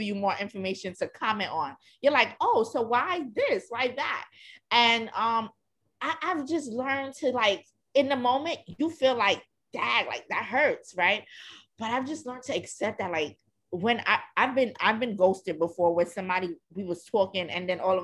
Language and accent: English; New York, United States; growing up in New York.